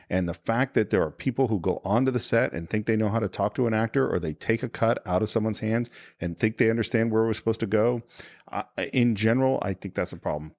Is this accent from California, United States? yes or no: yes; Northern California, United States; also born or lived in Berkeley; now in Los Angeles, United States; I'm from California. So I moved from Nor-, N-, Northern California